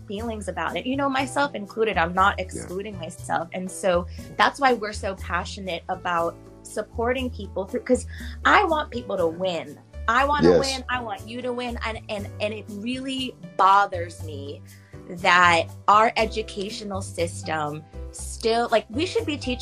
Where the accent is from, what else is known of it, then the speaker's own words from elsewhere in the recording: New York, United States; I'm from New York. I'm in New York right now.